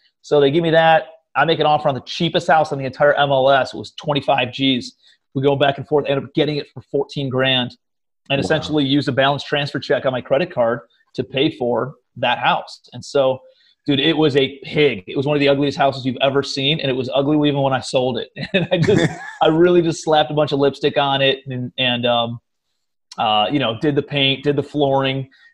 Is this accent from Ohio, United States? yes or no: yes; Cleveland, Ohio, United States; moved away as an adult; also born or lived in New York City / Charleston; I'm from Cleveland, Ohio originally, but my brother lived out in New York City. And so I moved out to New York after college